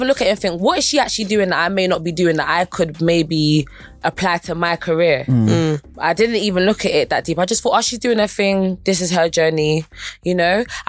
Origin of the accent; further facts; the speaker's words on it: London, United Kingdom; I feel like I'm from South, but my aim is global.